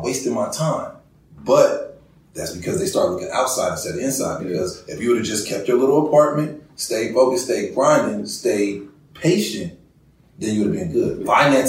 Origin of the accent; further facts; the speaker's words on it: Oakland, California, United States; now in Los Angeles, United States; Like, here I am. I come from Oakland, so I started out working at Home Depot.